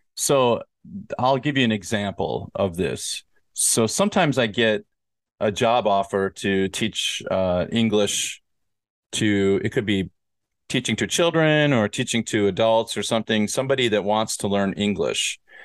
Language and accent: English; Minnesota, United States; I'm from Minnesota